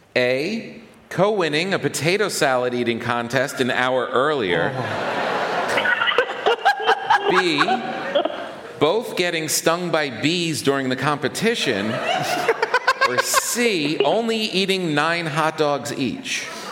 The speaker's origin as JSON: {"language": "English", "region": "New York", "country": "United States", "said": "as a New Yorker"}